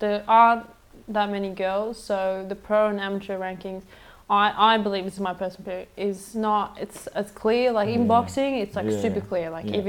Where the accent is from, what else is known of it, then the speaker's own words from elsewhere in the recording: Sweden; accent: Australian; now in Australia; So I grew up in Sweden, so I'm not actually Australian. I sound Australian